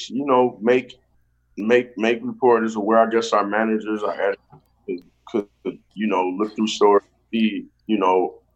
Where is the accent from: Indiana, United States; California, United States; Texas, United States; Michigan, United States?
Michigan, United States; Saginaw; So I um I, I, I grew